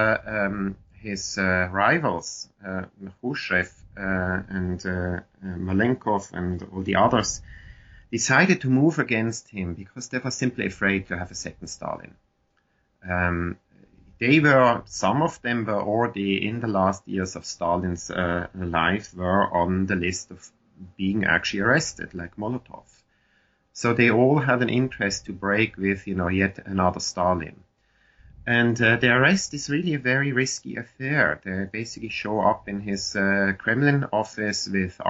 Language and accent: English; Switzerland; I grew up in Switzerland in the Cold War with a German mother and an American father